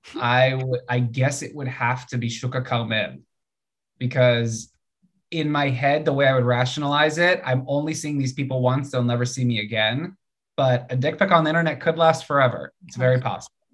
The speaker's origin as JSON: {"language": "English", "country": "United States", "said": "being American"}